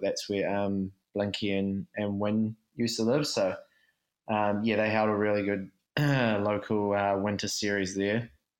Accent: Hawke's Bay, New Zealand; I played some rep and Hawke's Bay stuff where I'm from.

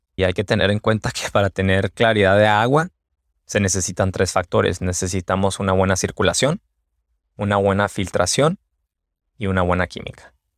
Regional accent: Mexico; now in United States; Yo soy de México

